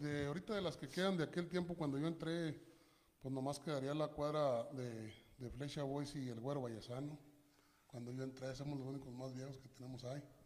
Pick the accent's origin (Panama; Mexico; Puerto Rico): Mexico; Mapimí, Durango; now in Denver, United States; Del mero municipio Mapimí Durango